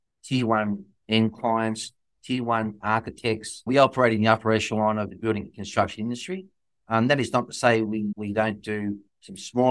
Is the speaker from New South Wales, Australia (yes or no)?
no; Mount Martha, Victoria, Australia; also born or lived in Ivanhoe, Victoria; born in Victoria, place called Ivanhoe is where I was born, but I basically grew up on the Mornington Peninsula, Mornington and actually in Mount Arthur.